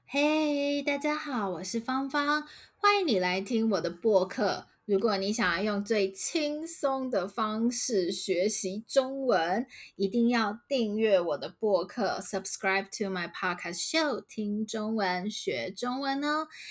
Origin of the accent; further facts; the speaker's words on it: Taiwan; 我们台湾人就是很习惯用台语来说这样的事情